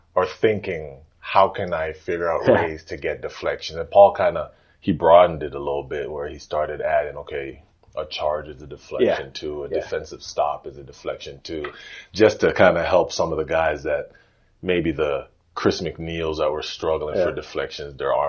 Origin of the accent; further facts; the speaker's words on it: Toronto, Ontario, Canada; also born or lived in Jane and Finch, North York / Illinois; So I was born downtown Toronto, St. Joseph's Hospital. And then now we moved from downtown